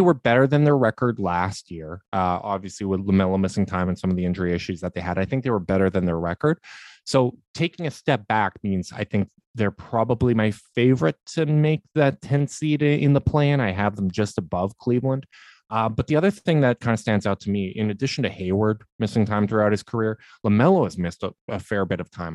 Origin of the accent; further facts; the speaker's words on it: Canada; a Canadian